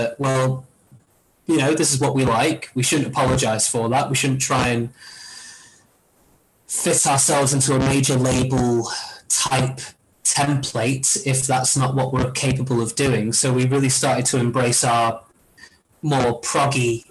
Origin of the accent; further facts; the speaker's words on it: Marple, North West England, United Kingdom; when we were growing up in Marple